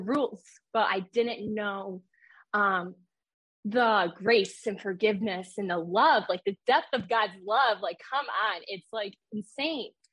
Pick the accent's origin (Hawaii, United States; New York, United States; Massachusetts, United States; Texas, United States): New York, United States; I'm from New York